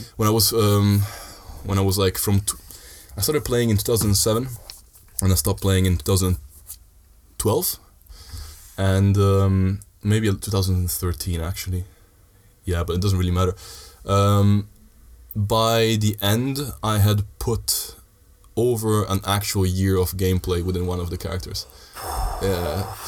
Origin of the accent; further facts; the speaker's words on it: Sardinia, Italy; moved away as an adult; also born or lived in Netherlands; I lived in Italy most of my life